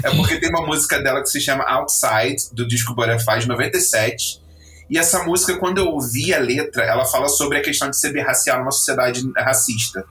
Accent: Rio de Janeiro, Brazil; now in Lisbon, Portugal; sou natural do Rio de Janeiro e agora vivendo em Lisboa, em Portugal

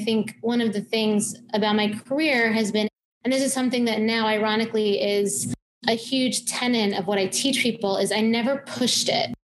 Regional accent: Long Island, New York, United States; Yorker, born and bred, but I grew up in Long Island. So I grew up there and then actually went to NYU for my undergrad and also for my grad. So I graduated in 2003. So I've actually been here in New York City for almost 22

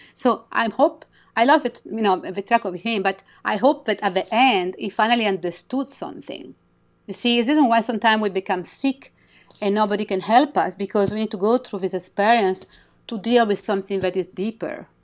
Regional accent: Milan, Lombardy, Italy; English is a second language; moved away as an adult; also born or lived in Midwest, United States; now in United States; I'm from Milan

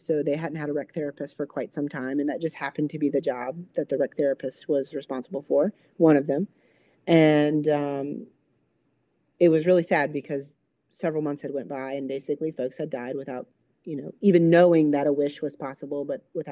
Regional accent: East Coast, United States; moved away as an adult; also born or lived in Minnesota; I'm from the East Coast and where it never gets below, you know, 20 rarely

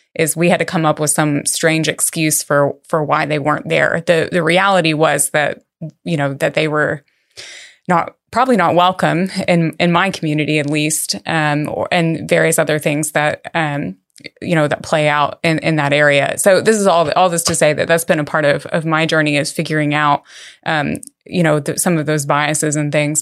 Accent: Texas, United States; I grew up in Texas

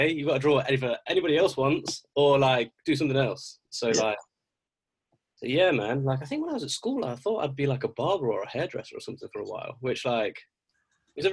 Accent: Derbyshire / Nottinghamshire, East Midlands, United Kingdom; also born or lived in Castle Donington, Derbyshire; I grew up in Nottinghamshire, well, in Derbyshire, a little town called Castle Donington first, then I moved over a little bit into Nottinghamshire

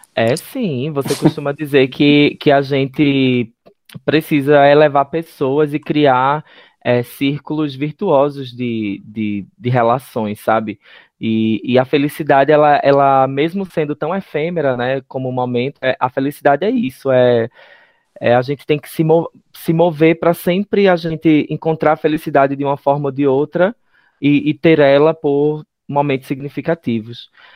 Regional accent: interior of Pernambuco, Brazil; Eu sou do interior de Pernambuco

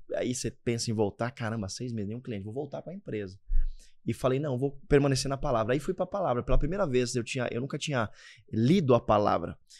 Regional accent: Caraguatatuba, São Paulo, Brazil; born or raised there

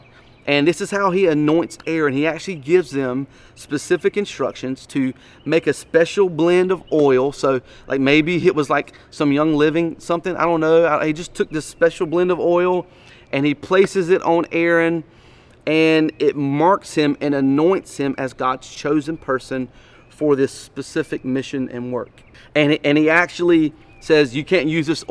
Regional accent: Wayne County, Eastern North Carolina, United States; I am from Wayne County

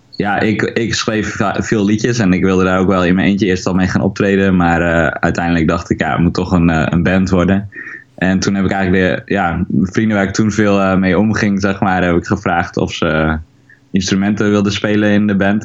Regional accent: Haren, Groningen, Netherlands; ik ben eigenlijk hier opgegroeid in Haren

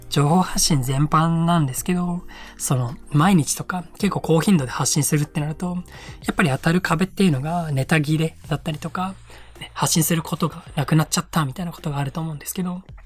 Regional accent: Iwate, Japan; moved away as an adult; also born or lived in Gunma; 地元の岩手に帰ってきてまして

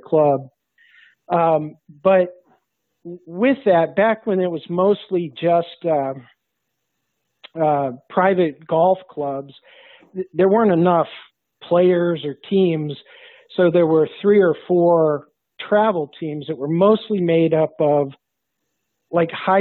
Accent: South Bend, Indiana, United States; moved away as an adult; now in Cincinnati, United States; I grew up in South Bend, Indiana

